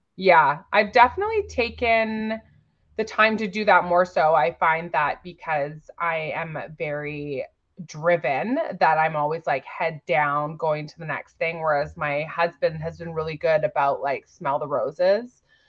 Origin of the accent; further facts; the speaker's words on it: Victoria, British Columbia, Canada; I'm from Victoria, B C.